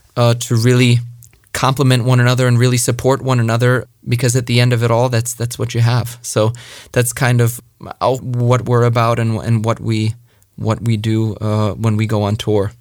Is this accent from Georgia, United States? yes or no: no; Long Island, New York, United States; moved away; I was born and raised in New York, uh, Long Island, New York